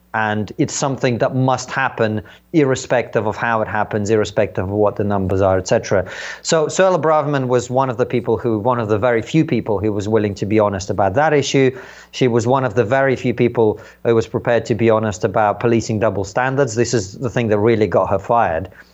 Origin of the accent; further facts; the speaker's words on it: Uzbekistan; also born or lived in Soviet Union; now in United Kingdom; somewhere in Central Asia where I grew up in Uzbekistan